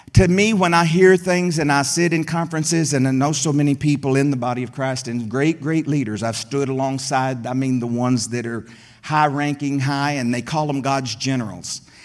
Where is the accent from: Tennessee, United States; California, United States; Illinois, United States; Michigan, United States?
Tennessee, United States; Middle; There in the hills of Middle Tennessee, I grew up